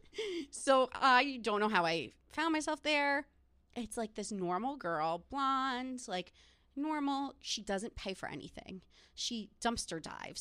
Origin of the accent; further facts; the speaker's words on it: New Jersey, United States; I'm from New Jersey